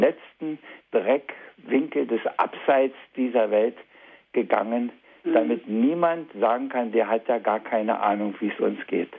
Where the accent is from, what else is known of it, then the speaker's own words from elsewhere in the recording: East Germany, Germany; hier bei uns in der DDR damals